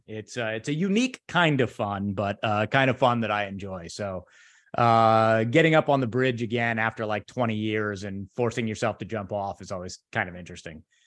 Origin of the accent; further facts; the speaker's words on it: San Francisco, California, United States; now in Chicago, United States; I spent years of my childhood in the San Francisco area